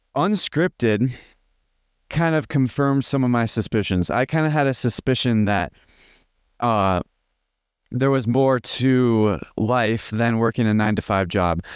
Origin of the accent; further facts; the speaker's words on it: just outside of Chicago, Illinois, United States; I grew up in Il, uh, in America, in, uh, just outside of Chicago.